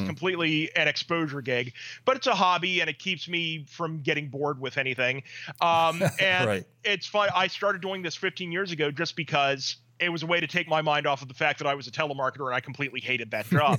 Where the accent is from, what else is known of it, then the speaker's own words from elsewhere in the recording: West Virginia, United States; I grew up in West Virginia